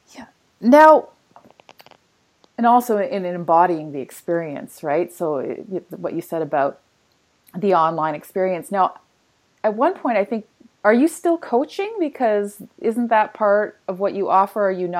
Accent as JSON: {"language": "English", "area": "just outside of Calgary", "region": "Alberta", "country": "Canada", "tie": "born or raised there", "said": "I grew up just outside of Calgary"}